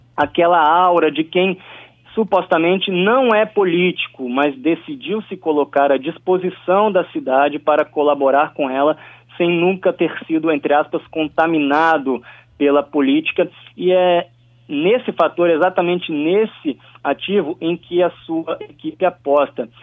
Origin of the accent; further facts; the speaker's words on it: Vila Velha, Espírito Santo, Brazil; hoje o meu município, onde cresci, Vila Velha